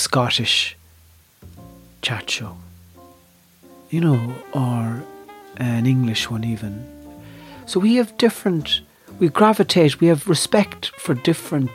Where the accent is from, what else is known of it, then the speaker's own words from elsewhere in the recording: Ireland; I have a very strong sense of myself as an Irish performer